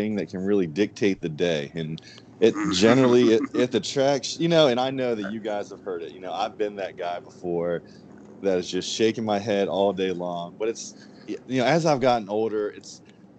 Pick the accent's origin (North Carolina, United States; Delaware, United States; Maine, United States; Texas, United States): Delaware, United States; I'm from the Delaware area